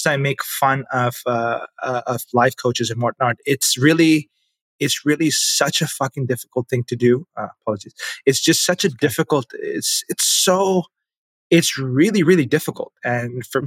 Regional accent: Pakistan; moved away as an adult; now in Canada; I grew up in Pakistan

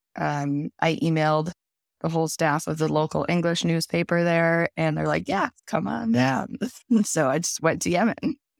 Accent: Southwest Minnesota, United States; I grew up in Southwest Minnesota in a small farming community.

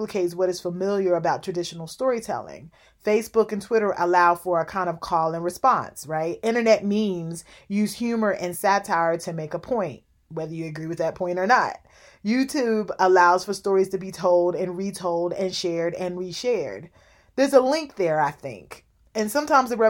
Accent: Louisville, Kentucky, United States; I grew up in Louisville, Kentucky

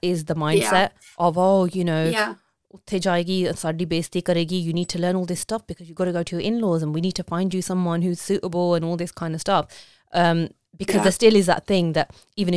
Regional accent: Coventry, West Midlands, United Kingdom; I was born and brought up in Coventry

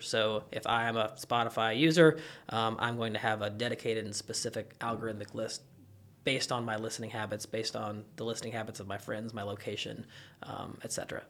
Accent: Kentucky, United States; I'm from Kentucky

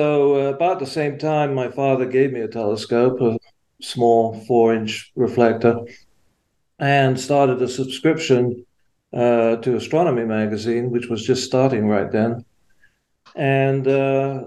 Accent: England, United Kingdom; moved away; I was born and raised in England, as you can probably tell by my accent.

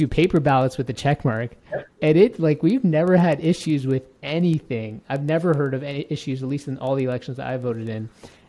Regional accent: Alberta, Canada; I'm from Alberta.

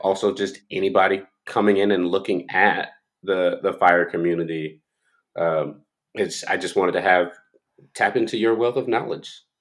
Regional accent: Florida, United States; I grew up in Florida

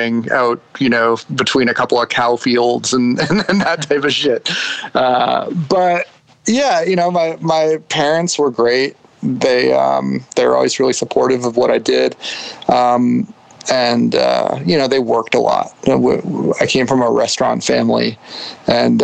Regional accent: New Hampshire, United States; moved away as an adult; I was born in New Hampshire in 1976 and lived in New Hampshire most of my life up until probably college age or so

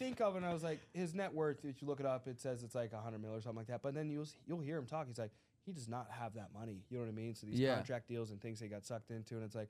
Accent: the South, United States; I grew up in the South in the country

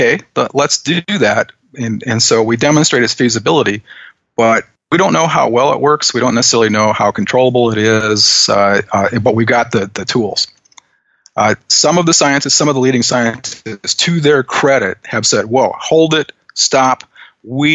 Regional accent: Western Iowa, United States; ever since I was a kid, I grew up in Western Iowa

